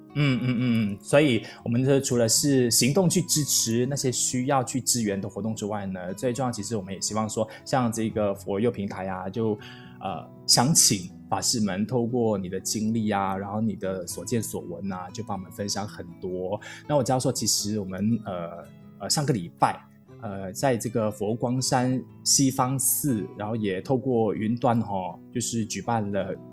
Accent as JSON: {"language": "Chinese", "country": "Malaysia", "said": "我四年前刚从台湾来到马来西亚的时候"}